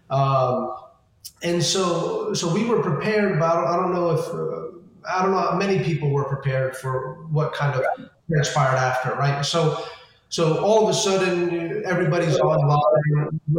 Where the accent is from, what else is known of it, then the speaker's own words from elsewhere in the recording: California, United States; born there; Um, and I was born over in California, which is where they first, you know, they first came to.